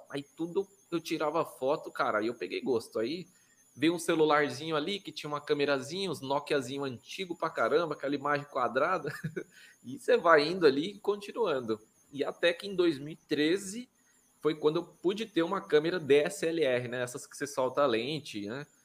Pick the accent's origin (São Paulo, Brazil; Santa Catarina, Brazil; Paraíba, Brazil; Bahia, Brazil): São Paulo, Brazil; Guarulhos; born there; Eu, eu sou o único da minha família que nasci em Guarulhos, mas gostaria de ter nascido no Ceará